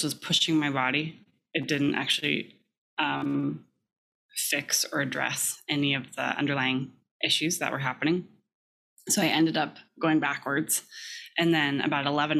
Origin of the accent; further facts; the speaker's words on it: California, United States; I grew up in California